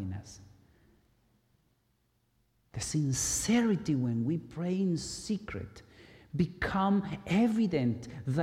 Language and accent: English; Guatemala; moved away; I grew up in Guatemala, in the Catholic Church